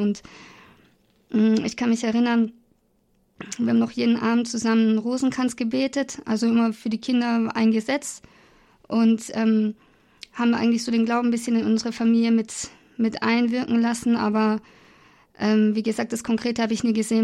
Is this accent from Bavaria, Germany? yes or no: yes; Augsburg, Bavaria, Germany; ich komme aus Bayern, aus Augsburg